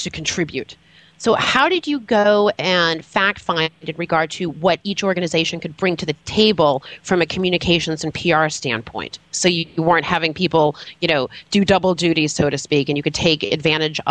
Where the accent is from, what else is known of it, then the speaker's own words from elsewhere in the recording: Massachusetts, United States; I'm from Massachusetts